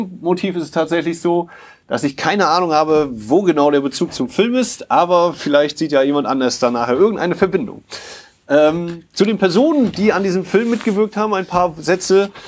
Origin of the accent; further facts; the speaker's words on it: Poland; born there; Ich komme ja auch aus Europa als äh, polnisch geborener